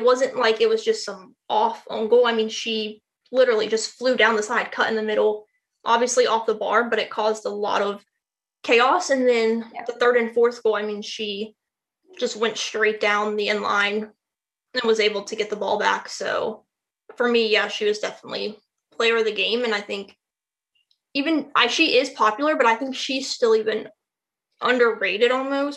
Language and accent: English; Raleigh, North Carolina, United States; I am from Raleigh